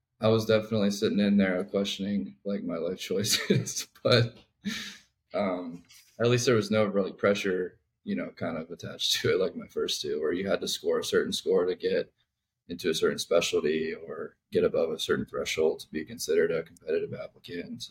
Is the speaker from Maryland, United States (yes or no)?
yes; north of Baltimore, Maryland, United States; I grew up in Maryland, north of Baltimore.